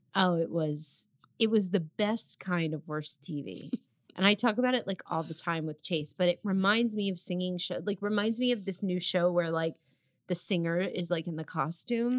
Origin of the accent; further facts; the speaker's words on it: New Jersey, United States; We're also both from New Jersey